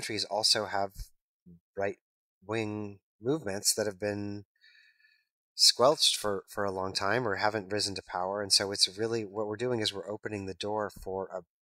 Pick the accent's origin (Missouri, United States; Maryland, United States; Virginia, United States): Missouri, United States; now in New York, United States; the religion I grew up surrounded by in Missouri